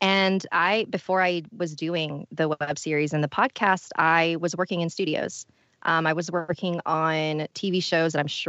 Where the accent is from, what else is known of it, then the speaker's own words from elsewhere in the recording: Philippines; I'm Filipino